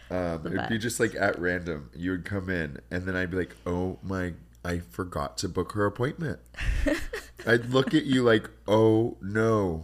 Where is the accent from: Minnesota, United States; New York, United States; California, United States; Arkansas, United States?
California, United States; Humboldt County, Northern; moved away as an adult; also born or lived in San Francisco, United States / Santa Cruz, United States; now in Los Angeles, United States; that's where I'm from. It's called Humboldt County. It's a very untraditional way of growing up. I grew up on a marijuana farm back when it was illegal.